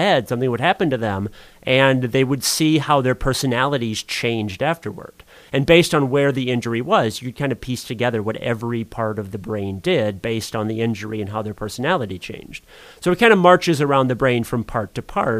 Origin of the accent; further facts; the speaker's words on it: Sioux Falls, South Dakota, United States; I grew up on the North End, down by the cathedral over there